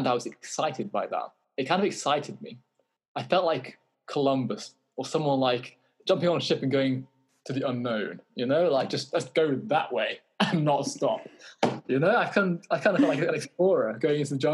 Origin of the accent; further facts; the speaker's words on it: United Kingdom; I'm British